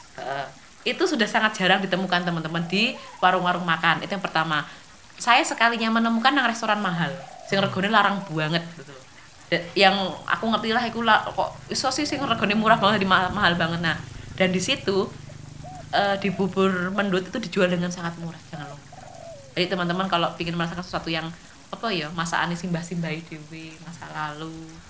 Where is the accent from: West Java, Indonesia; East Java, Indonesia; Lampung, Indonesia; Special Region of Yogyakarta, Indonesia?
Special Region of Yogyakarta, Indonesia; Kita harus mengakui loh Mas sebagai warga Jogja